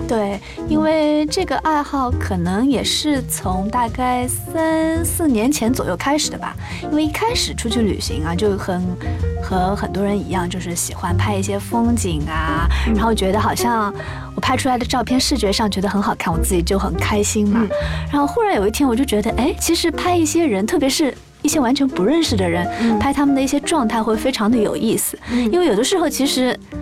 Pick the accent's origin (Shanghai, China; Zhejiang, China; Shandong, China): Shanghai, China; 因为我从小是上海长大的嘛